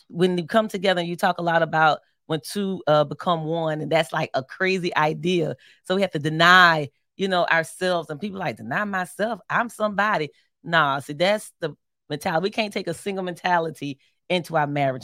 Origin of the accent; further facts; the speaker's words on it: Philadelphia, Pennsylvania, United States; I'm from Philly